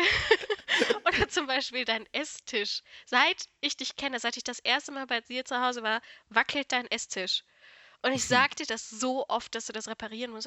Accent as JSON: {"language": "German", "region": "North Rhine-Westphalia", "country": "Germany", "said": "dass ich aus NRW komme, kann ich ja wohl sagen, oder? Ich, ich denke, das hört man auch"}